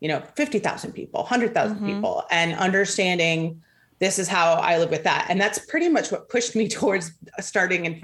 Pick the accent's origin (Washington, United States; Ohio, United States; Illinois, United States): Illinois, United States; outside of Chicago; I grew up outside of Chicago